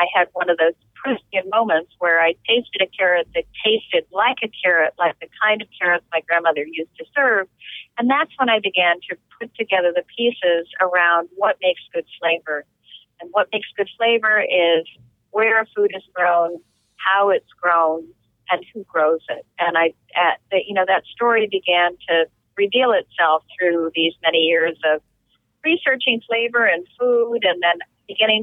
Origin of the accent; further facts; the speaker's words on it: New Jersey, United States; I grew up in New Jersey, which at one point really was the Garden State.